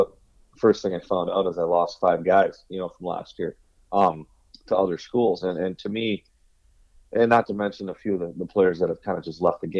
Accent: Richfield, Minnesota, United States; I grew up in Richfield

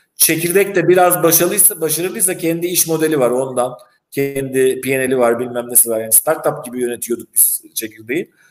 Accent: İzmir, Turkey; also born or lived in Istanbul / Northern Cyprus; now in Famagusta, Cyprus; İzmirliyim orijinalinde

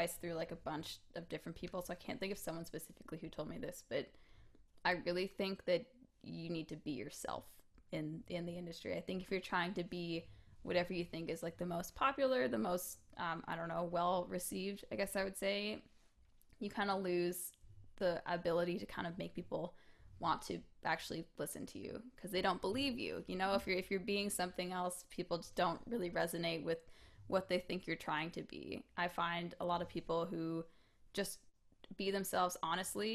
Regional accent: Hamilton, Ontario, Canada; I grew up in Hamilton, and we used to put on Hamilton Music Awards every year.

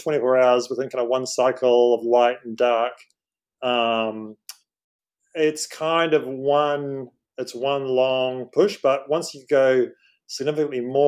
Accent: New Zealand; now in Hong Kong; I'm from New Zealand originally, been in Hong Kong on and off for about 20 years

